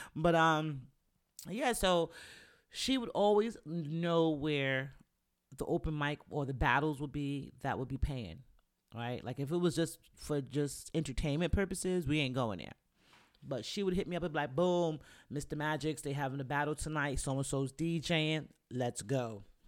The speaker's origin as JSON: {"language": "English", "region": "New York", "country": "United States", "also_born_or_lived": "Virginia", "moved": "as an adult", "said": "I went to school in Virginia, and I'm from New York"}